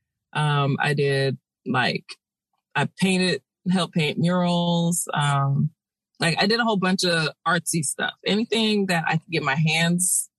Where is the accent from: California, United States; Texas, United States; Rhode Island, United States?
California, United States; Sacramento; Sacramento, born and raised. Sacramento proud, baby.